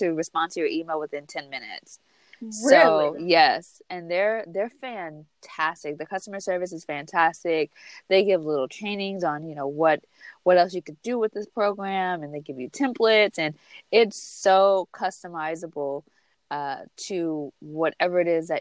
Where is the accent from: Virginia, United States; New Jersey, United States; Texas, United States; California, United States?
California, United States; from Cali